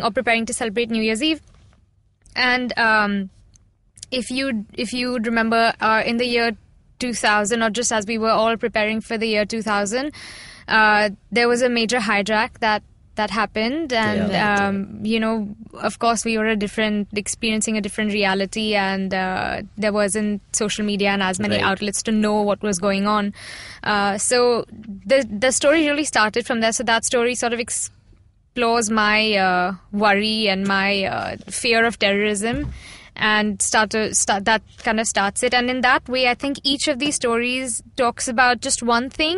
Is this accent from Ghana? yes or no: no; India; as a Indian girl